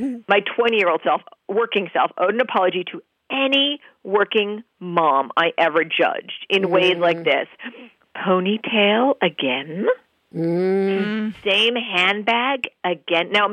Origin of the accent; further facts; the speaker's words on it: New York City, New York, United States; I grew up in New York City with only cats